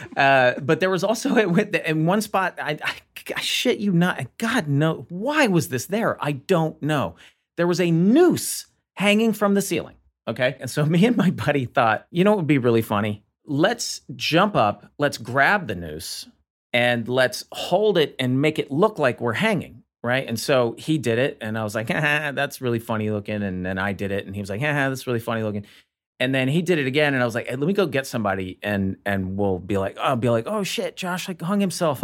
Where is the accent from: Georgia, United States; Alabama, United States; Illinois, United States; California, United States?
Alabama, United States; Montgomery; growing up in Montgomery, Alabama